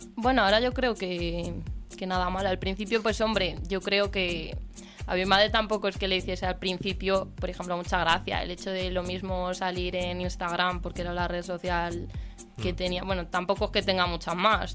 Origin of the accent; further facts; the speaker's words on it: a village near Aranda de Duero, Castile and León, Spain; now in Madrid, Spain; mi pueblo está, está relativamente cerquita de allí